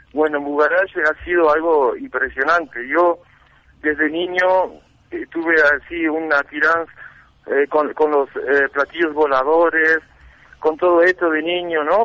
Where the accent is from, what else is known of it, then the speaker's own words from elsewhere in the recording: Uruguay; also born or lived in France; now in La Paz, Bolivia; yo soy uruguayo de nacimiento, mm. soy franco uruguayo